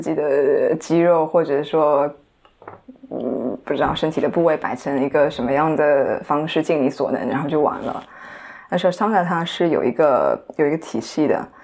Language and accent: Chinese; Shanghai, China; first language Chinese; 来自上海 然后今年二十五岁